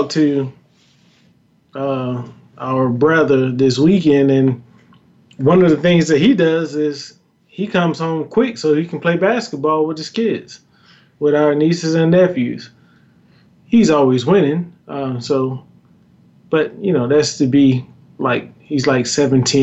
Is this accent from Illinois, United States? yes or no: no; Greensboro, North Carolina, United States; moved away; I'm originally from Greensboro, North Carolina